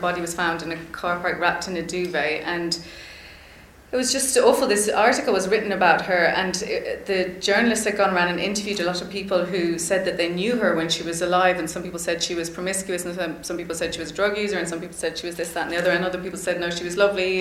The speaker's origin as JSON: {"language": "English", "country": "Ireland", "tie": "born or raised there", "said": "I would have had as like raised as an Irish person."}